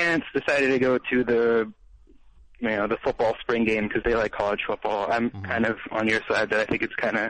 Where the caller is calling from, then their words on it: Georgia, United States; I'm from Georgia. I'm from Southeast Georgia.